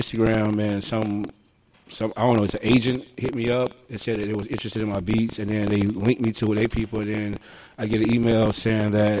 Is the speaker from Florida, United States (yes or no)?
yes; Tampa, Florida, United States; I'm from Tampa, Florida.